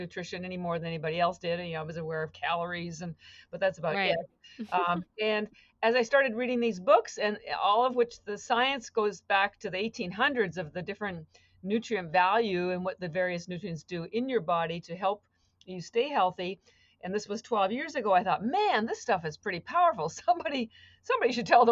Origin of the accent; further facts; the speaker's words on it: Canada; moved away as an adult; now in Boston, United States; I live in Boston. I've been here for 33 years, but I'm actually Canadian